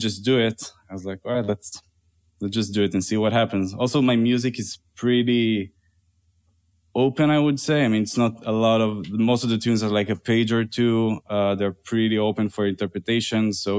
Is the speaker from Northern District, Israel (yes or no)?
no; Tel Aviv District, Israel; now in New York, United States; I'm originally from Tel Aviv area in Israel. I play guitar, jazz guitar, and compose. And I moved to New York 4.5 years ago.